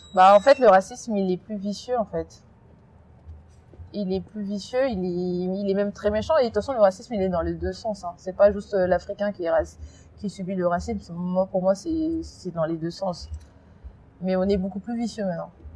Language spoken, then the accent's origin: French; France; also born or lived in Congo; j'ai vécu là-bas jusqu'à 7 ans, mais j'ai passé toute ma scolarité ici, toute ma vie elle est ici